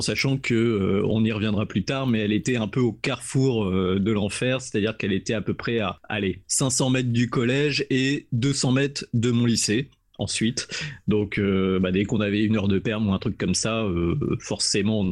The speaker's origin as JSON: {"language": "French", "town": "Tours", "region": "Centre-Val de Loire", "country": "France", "tie": "born or raised there", "said": "ma ville natale de Tours"}